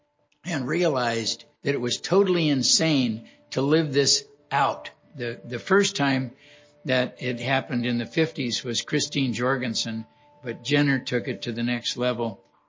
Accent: Los Angeles, California, United States; I was born and raised in Los Angeles, California. You know, my upbringing was pretty much a typical California upbringing in Los Angeles in the early 40s.

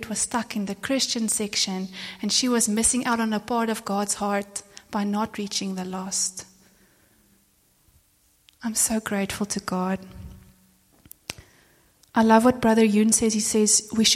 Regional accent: South Africa; I'm from South Africa

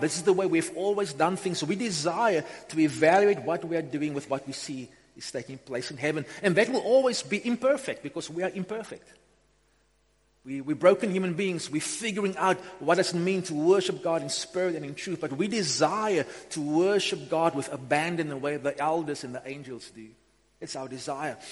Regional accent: Upington, Northern Cape, South Africa; also born or lived in Beaufort West; I grew up in Upington in the early 90s. Well, I went to high school in Upington, came from Beaufort West to Upington

